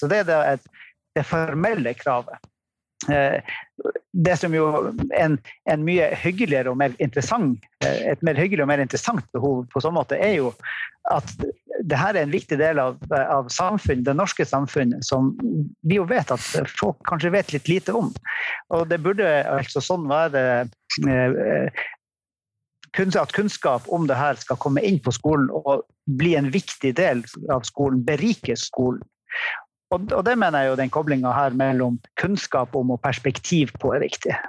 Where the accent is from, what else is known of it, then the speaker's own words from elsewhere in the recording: Tromsø area, Norway; Jeg er fra Tromsø-området